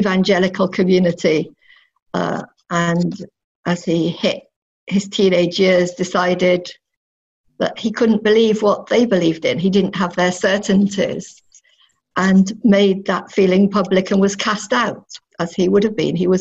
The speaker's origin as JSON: {"language": "English", "area": "North Devon", "region": "South West England", "country": "United Kingdom", "tie": "born or raised there", "moved": "as an adult", "said": "I grew up in North Devon. So I moved there when I was 11, and I was there till I left home for university."}